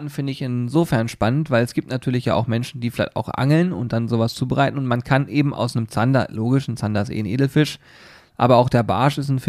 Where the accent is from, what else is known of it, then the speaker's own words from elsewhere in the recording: Hanover, Lower Saxony, Germany; Und außerdem, ich komme aus Hannover, ich kenne mich hier ein bisschen aus.